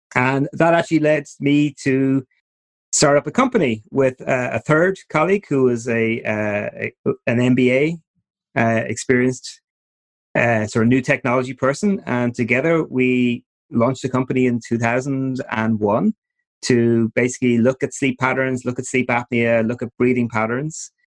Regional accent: Ireland; moved away as an adult; also born or lived in New York; as you might pick up from my accents during the talk, I'm originally from Ireland.

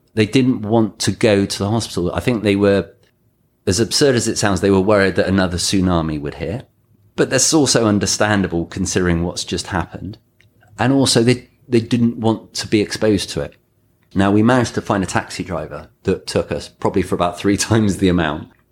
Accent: England, United Kingdom; also born or lived in Thailand; now in Mexico; I'm English.

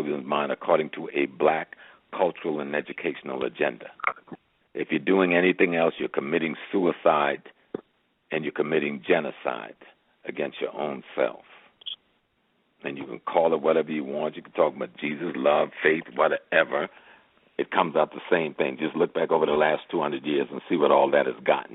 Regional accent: Georgetown, South Carolina, United States; accent: Geechee Gullah; I'm from South Carolina, so that's close to home. I'm a Geechee boy

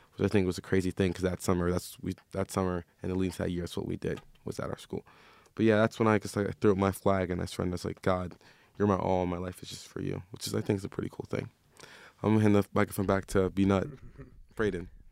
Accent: Maryland, United States; now in Phoenix, United States; I'm from Maryland.

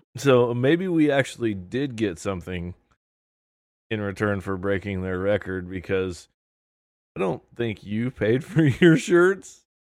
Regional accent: Indiana, United States; we're from Indiana

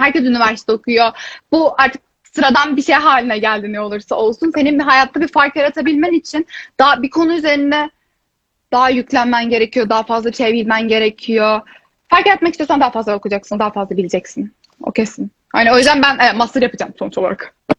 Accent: İzmir, Turkey; moved away as an adult; now in Tilburg, Netherlands

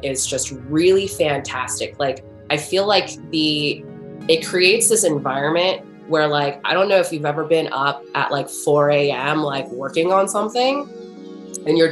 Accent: United States; I grew up in America

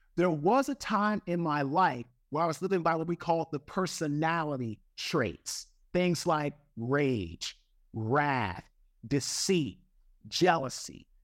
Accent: Washington, District of Columbia, United States; I'm from Washington, D C. I went to Saint John's College High School

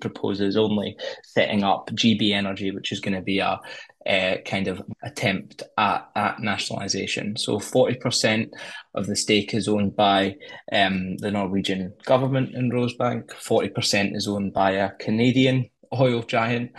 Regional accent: Glasgow, Scotland, United Kingdom; I'm from Glasgow

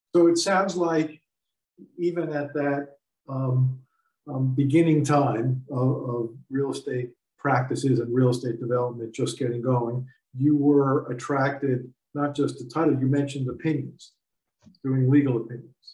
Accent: Newark, New Jersey, United States; I was born in Newark also

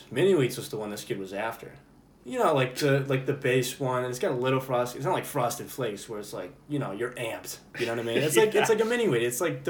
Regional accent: United States; we're American, dude.

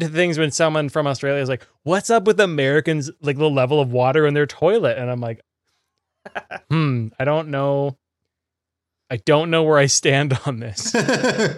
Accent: Canada; being Canadian

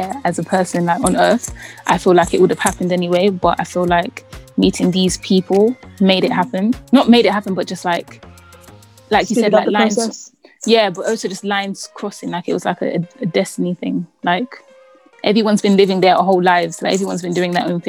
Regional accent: London, United Kingdom; I grew up in Southeast London

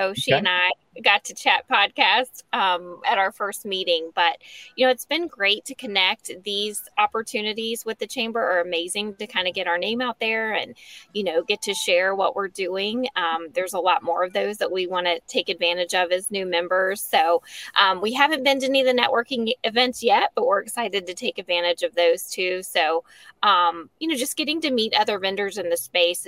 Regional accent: Lynchburg, Virginia, United States; moved away as an adult; also born or lived in Charlotte; now in Bedford, United States; I'm from Lynchburg originally

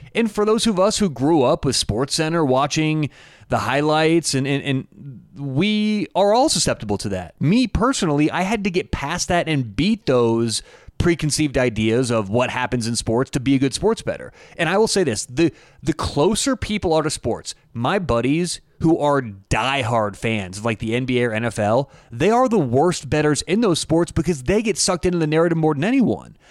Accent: Denver, Colorado, United States; I'm in Denver. I am from Denver, Colorado.

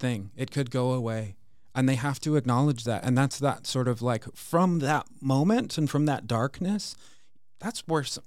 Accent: an hour outside Seattle, rural Washington State, United States; grew up in Washington State, in rural Washington State, uh, probably an hour outside of Seattle

